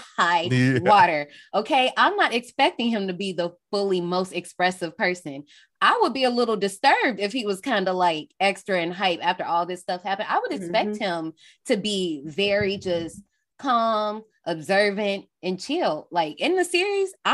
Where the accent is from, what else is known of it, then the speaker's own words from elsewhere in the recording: Gary, Indiana, United States; I'm from Gary, Indiana, but we're right next door to Chicago